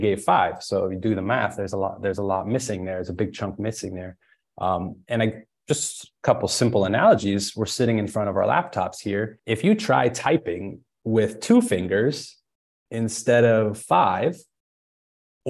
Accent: Springfield, Illinois, United States; moved away as an adult; also born or lived in San Diego, California; born and raised in Springfield, Illinois, but then moved out to California and San Diego for college

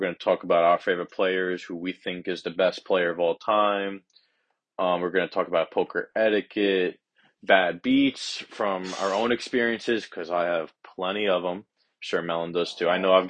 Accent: Long Beach, New York, United States; I'm a junior at UB, and I'm from Long Beach, Long Island.

